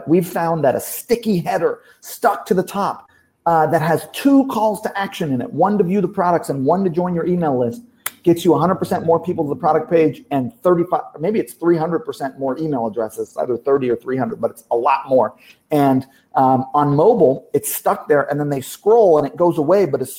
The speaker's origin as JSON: {"language": "English", "region": "Hawaii", "country": "United States", "tie": "born or raised there", "also_born_or_lived": "Kentucky, United States", "said": "I'm from Kentucky. I grew up in Hawaii. Worst school system in every."}